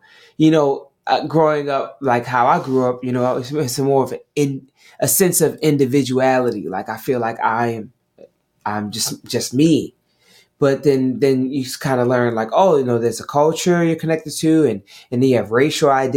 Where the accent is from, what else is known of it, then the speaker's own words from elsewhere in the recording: Maryland, United States; also born or lived in Atlanta, Georgia; now in New York City, United States; I was born in Maryland, so I'm originally from Maryland